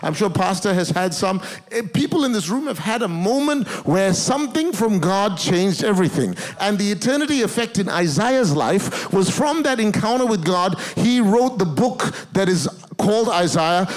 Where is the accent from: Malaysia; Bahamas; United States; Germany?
Malaysia; also born or lived in Singapore; now in Australia; I was born in Singapore. I grew up in Malaysia, but my grandparents originally are Indian descent. My citizenship is in Australia